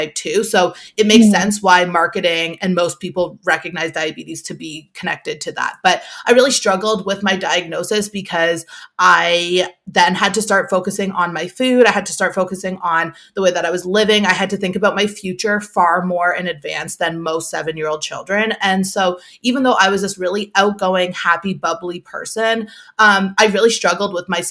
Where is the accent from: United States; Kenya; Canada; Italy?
Canada; Toronto, Ontario; I'm from Toronto